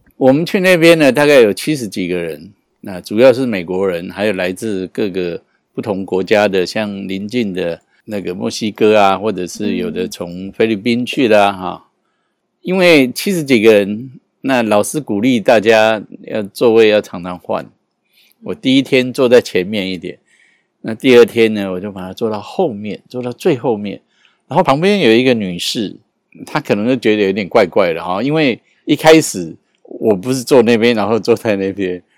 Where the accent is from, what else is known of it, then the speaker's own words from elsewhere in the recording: Taiwan; 我从台湾来的